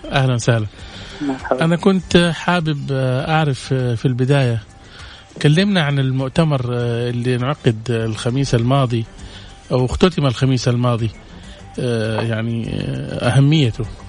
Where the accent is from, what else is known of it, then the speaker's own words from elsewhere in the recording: Saudi Arabia; عندنا في السعودية